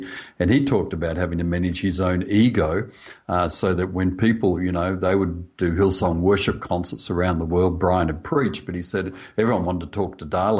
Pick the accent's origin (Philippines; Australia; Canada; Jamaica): Australia; accent: Australian; I'm speaking Australian.